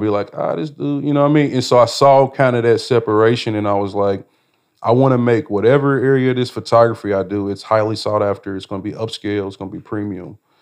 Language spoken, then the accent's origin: English; Indianapolis, Indiana, United States; growing up in Indianapolis